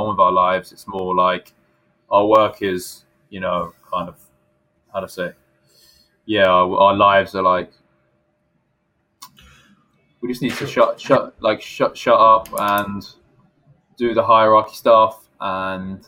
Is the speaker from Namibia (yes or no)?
no; United Kingdom; also born or lived in Tokyo, Japan; now in Japan; whether I'm British or not